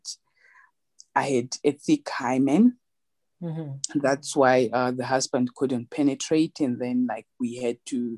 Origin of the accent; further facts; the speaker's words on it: Zimbabwe; moved away as an adult; now in South Africa; I was born in Zimbabwe. Mm-hmm. I grew up in Zimbabwe and then I came to South Africa.